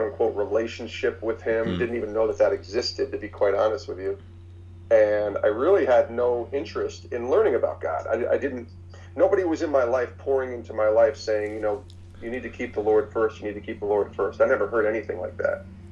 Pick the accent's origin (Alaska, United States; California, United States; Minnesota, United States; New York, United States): New York, United States; Albany; I grew up in Albany, New York